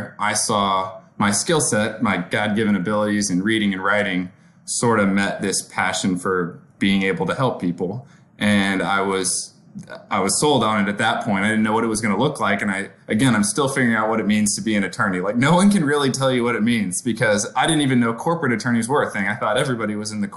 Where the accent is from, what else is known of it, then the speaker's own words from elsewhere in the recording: Mount Pleasant, Texas, United States; moved away as an adult; also born or lived in Austin, Texas / Waco, Texas; now in Dallas, United States; Growing up in Mount Pleasant, my thought that Dallas is like, that's the big city